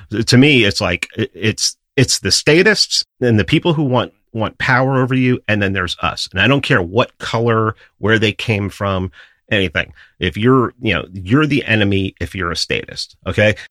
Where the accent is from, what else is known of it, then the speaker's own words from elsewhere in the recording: New York City, New York, United States; I grew up in New York City